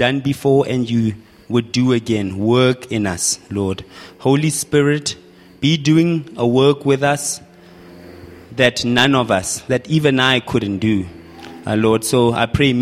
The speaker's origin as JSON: {"language": "English", "town": "Mahikeng", "region": "North West", "country": "South Africa", "moved": "yes", "lives_now": "Pretoria, South Africa", "said": "I come from Pretoria currently, but originally from Mafikeng, but my wife and I live in Pretoria"}